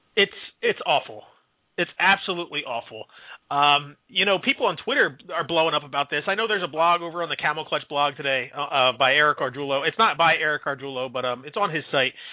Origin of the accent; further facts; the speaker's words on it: Philadelphia, Pennsylvania, United States; Philadelphia last night, my people, my my my hometown area